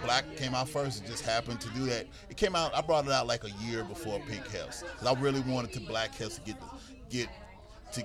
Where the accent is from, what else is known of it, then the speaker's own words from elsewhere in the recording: Greensboro, North Carolina, United States; now in Charlotte, United States; I grew up in Greensboro, North Carolina. I currently reside in Charlotte, North Carolina.